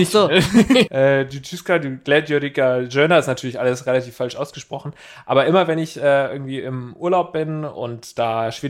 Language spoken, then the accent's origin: German; Uganda; ich bin 21 Jahre alt. Ich komme aus Uganda und ich höre den Podcast seit einem Monat zu.